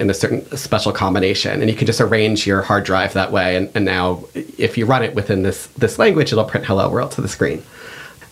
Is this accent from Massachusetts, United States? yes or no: yes; outside of Boston, Massachusetts, United States; I grew up here. I grew up outside of Boston